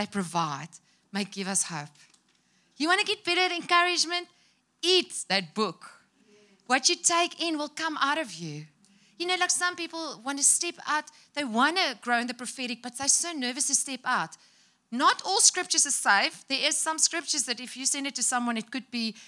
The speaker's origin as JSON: {"language": "English", "country": "South Africa", "second_language": "English"}